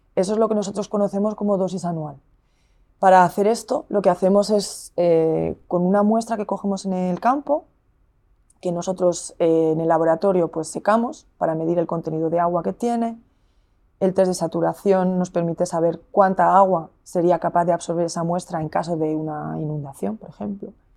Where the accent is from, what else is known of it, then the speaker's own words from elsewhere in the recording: Zaragoza, Aragon, Spain; now in Burgos, Spain; yo soy de Zaragoza